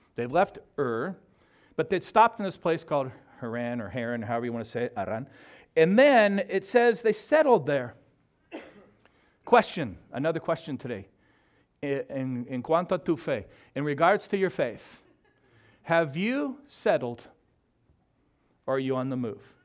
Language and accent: English; Southern California, United States; moved away as an adult; also born or lived in Texas / Alaska; now in Mexico; grew up in Southern California.